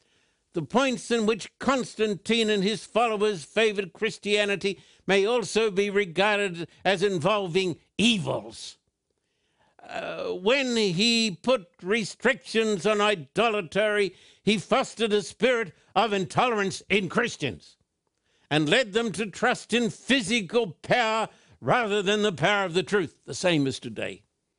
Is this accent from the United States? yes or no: no; Australia; In fact, when I was just a boy growing up in Australia, this was taught in virtually all of the churches.